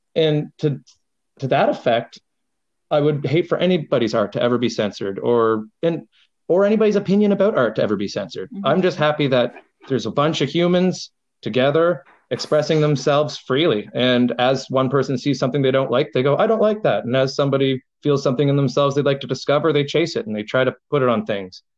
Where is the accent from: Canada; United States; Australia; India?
Canada; I'm an Irish Canadian